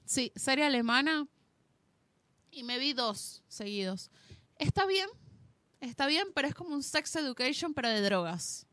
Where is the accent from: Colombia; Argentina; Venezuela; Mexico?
Venezuela; moved away; nací en Venezuela